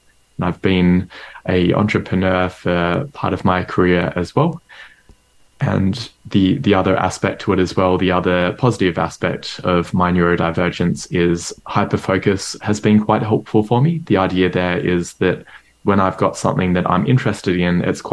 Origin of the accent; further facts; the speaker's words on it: Melbourne, Victoria, Australia; I grew up in Melbourne, Australia